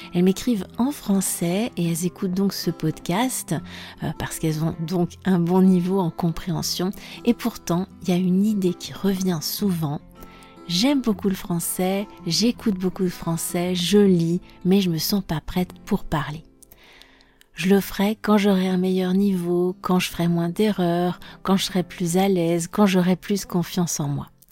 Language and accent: French; France; je suis française